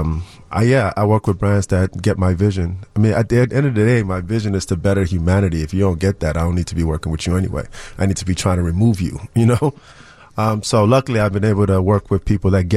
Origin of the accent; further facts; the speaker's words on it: Chicago, Illinois, United States; growing up in Uptown, Wilson and Broadway